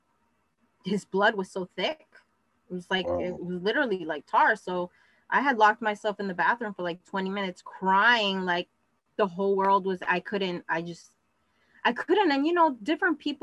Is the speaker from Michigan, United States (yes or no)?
no; New York City, New York, United States; I grew up in Queens